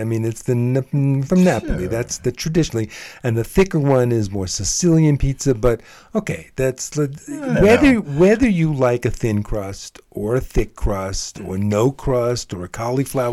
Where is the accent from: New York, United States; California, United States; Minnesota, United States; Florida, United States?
New York, United States; I'm from New York. I'm born and bred New Yorker